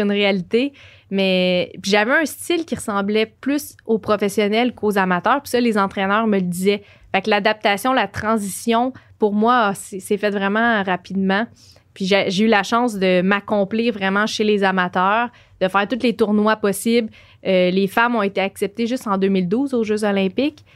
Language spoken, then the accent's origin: French; Joliette, Quebec, Canada; moved away as an adult; now in Montreal, Canada; je viens de Joliette.